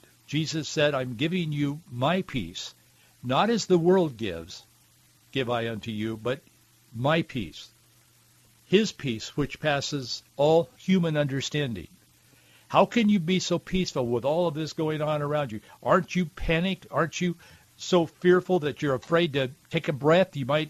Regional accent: Deep South, United States; Growing up in the Deep South, I've seen racism.

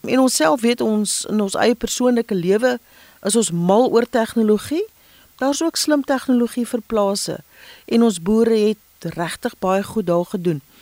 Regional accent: South Africa; ons as Afrikaners

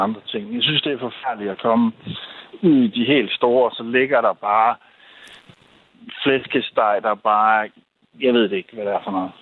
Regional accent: Køge, Zealand, Denmark; also born or lived in Amager; Øh, altså lige nu er jeg midt inde i, ude på Amager, men øh, ellers så kommer jeg fra Køge.

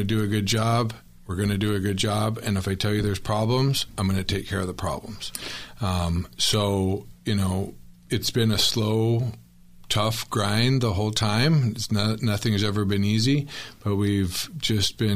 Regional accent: Tempe, Arizona, United States; I was born and raised in Tempe

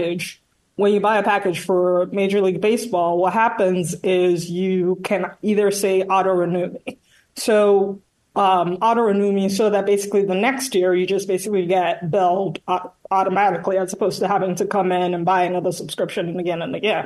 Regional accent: Nigeria; now in Manhattan, United States; born and raised in Nigeria

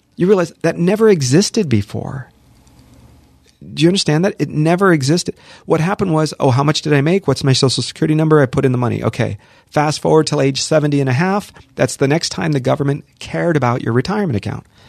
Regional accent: Los Angeles, California, United States; also born or lived in Hollywood; I'm born and raised here, born in Hollywood, raised in the San Fernando Valley, lived here my entire life

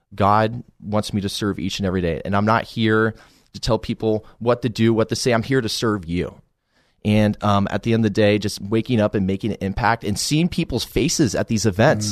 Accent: Colorado Springs, Colorado, United States; born or raised there

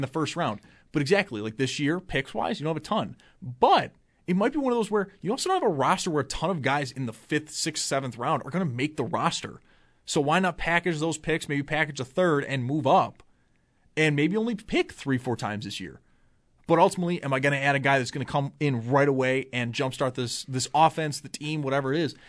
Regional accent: Buffalo, New York, United States; I'm from Buffalo

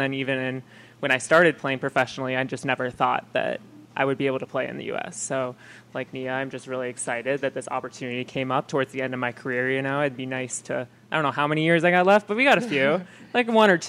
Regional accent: Burnsville, Minnesota, United States; moved away as an adult; now in Omaha, United States; I'm from Burnsville, Minnesota.

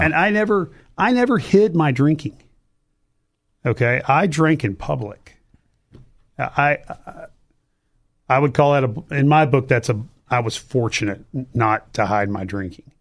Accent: Cypress, Texas, United States; also born or lived in Baton Rouge, Louisiana / Glendale, Arizona; I grew up in Cypress, Texas

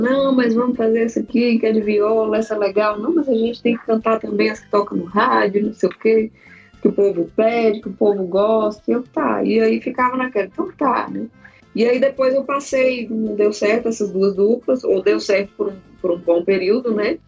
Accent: Brasília, Federal District, Brazil; also born or lived in Urucuia, Minas Gerais; Eu sou nascida em Brasília

